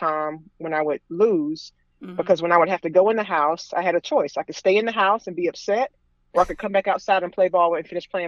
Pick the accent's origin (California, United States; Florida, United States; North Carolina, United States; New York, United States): North Carolina, United States; Raleigh; moved away as an adult; also born or lived in Mooresville, North Carolina; I'm from the Raleigh, North Carolina area, and I moved to Mooresville, North Carolina in 2010